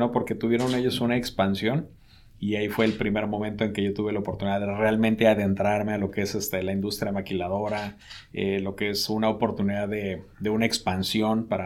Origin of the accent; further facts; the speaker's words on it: Mexico City, Mexico; also born or lived in Querétaro / Guadalajara / Monterrey; Ah, yo soy originario de la Ciudad de México.